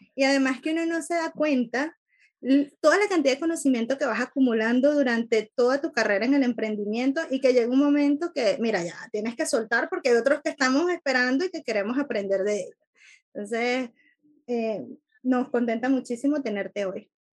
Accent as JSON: {"language": "Spanish", "country": "Venezuela", "said": "un compatriota de mi tierra"}